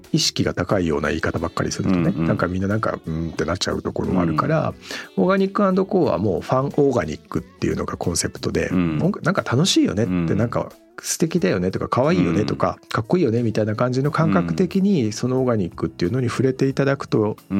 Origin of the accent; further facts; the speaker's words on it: Kawagoe, Saitama, Japan; 私も川越の街中じゃなくて農村で生まれ育ってるんで